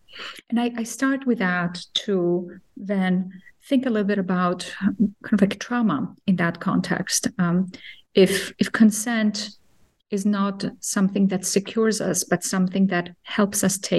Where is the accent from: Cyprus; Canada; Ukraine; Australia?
Cyprus; also born or lived in Athens, Greece; I grew up in a bicultural home and in two countries, between two countries. Cyprus, the Greek Cypriot part of Cyprus, which was divided in 1974, and Athens